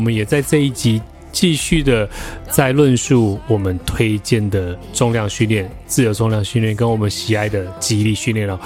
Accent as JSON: {"language": "Chinese", "region": "Taichung", "country": "Taiwan", "said": "我们都是来自台中 然后刚好都曾经在一中待过"}